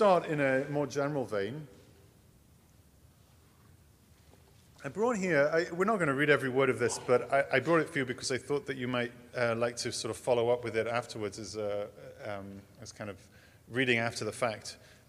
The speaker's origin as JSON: {"language": "English", "region": "England", "country": "United Kingdom", "tie": "born or raised there", "moved": "as an adult", "lives_now": "United States", "said": "I grew up in England. That will probably come as a surprise to you. This accent, I came by it honestly"}